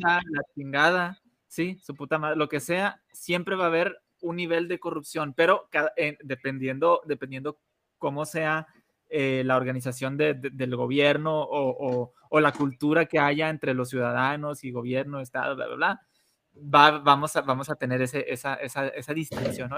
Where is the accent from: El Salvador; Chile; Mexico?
Mexico; nosotros tres como mexicanos